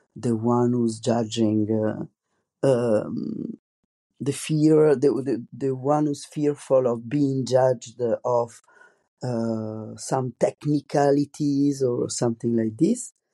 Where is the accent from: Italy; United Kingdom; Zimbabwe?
Italy; accent: strong Italian; English is a second language; moved away as an adult; now in France; I have a very strong Italian accent also in French